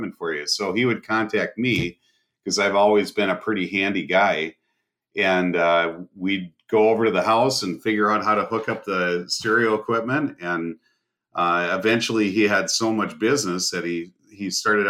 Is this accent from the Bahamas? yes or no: yes; Bahamas; now in United States; I grew up in the Bahamas